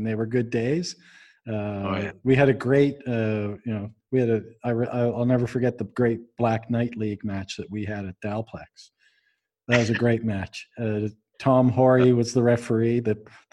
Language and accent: English; Canada; to be all Canadian like us